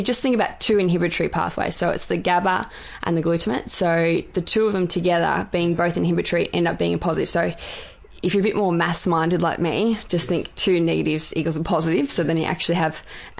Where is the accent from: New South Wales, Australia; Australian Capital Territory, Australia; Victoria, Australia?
Victoria, Australia; Bendigo; I'm from Bendigo.